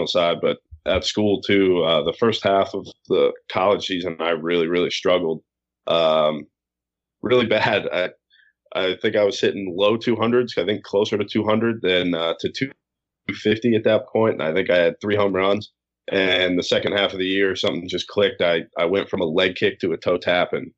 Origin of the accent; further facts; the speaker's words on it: Virginia, United States; I'm from Virginia.